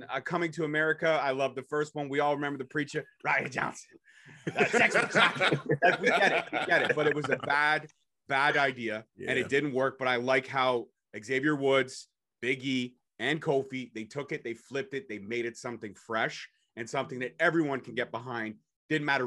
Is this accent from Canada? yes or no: yes; Canada; I'm a Canadian boy.